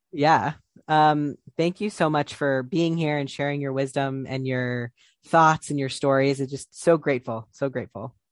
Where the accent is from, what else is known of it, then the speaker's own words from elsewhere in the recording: Ohio, United States; I'm from Ohio